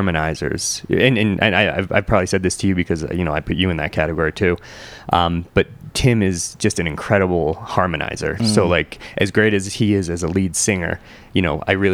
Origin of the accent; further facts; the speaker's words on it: Bridgeport, Connecticut, United States; I grew up in Bridgeport